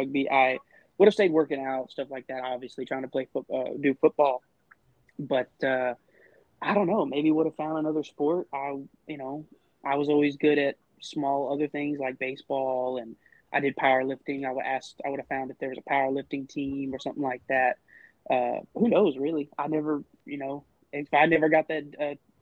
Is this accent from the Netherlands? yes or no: no; Waco, Texas, United States; I'm from Waco, Texas, which is central Texas, right in between Austin and Dallas.